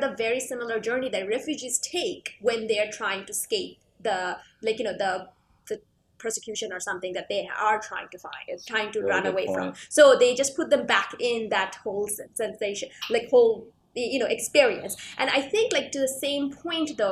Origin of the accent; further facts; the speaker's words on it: Canada; As a Canadian